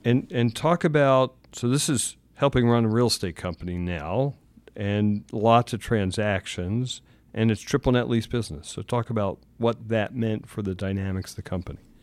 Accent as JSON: {"language": "English", "town": "Philadelphia", "region": "Pennsylvania", "country": "United States", "said": "I'm from Philly"}